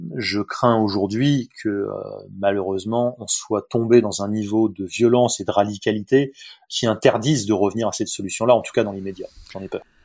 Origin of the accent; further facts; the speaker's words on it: south of France, France; Je suis français, moi, donc euh, euh, plutôt du sud de la France.